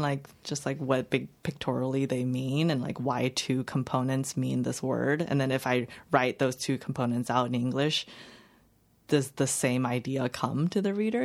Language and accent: English; Los Angeles County, California, United States; English is a second language; also born or lived in China; I grew up in the suburb in L, L, outside of L A, in L A County